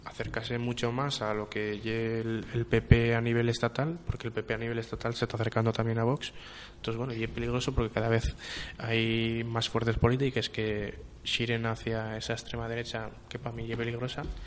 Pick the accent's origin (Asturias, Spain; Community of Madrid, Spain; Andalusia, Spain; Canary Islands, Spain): Asturias, Spain; Los que falamos asturiano